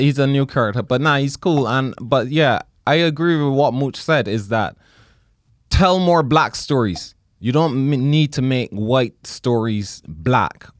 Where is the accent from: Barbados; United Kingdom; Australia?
Barbados; moved away; growing up in Barbados